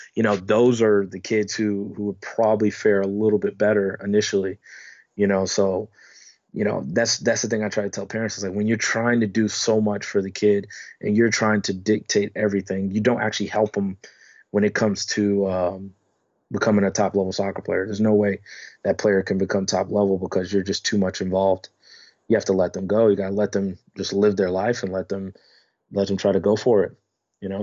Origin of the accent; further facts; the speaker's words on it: United States; moved away as an adult; now in Netherlands; me being American